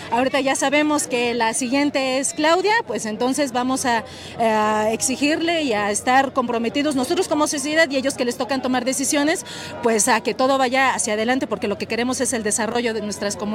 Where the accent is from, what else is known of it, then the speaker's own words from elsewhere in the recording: Camerino Z. Mendoza, Veracruz, Mexico; yo soy de Veracruz, de Camerino Z Mendoza